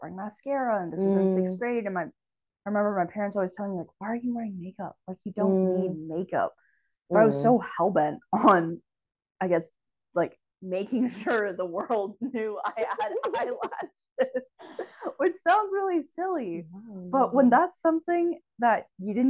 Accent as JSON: {"language": "English", "area": "Marin", "region": "California", "country": "United States", "tie": "born or raised there", "also_born_or_lived": "Pennsylvania", "said": "I grew up in Marin"}